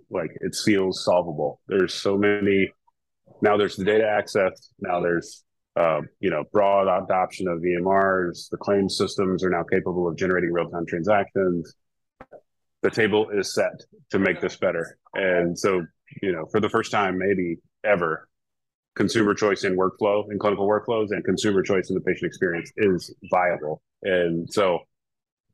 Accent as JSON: {"language": "English", "region": "North Carolina", "country": "United States", "tie": "born or raised there", "moved": "yes", "lives_now": "West Coast, United States", "said": "I grew up in North Carolina too"}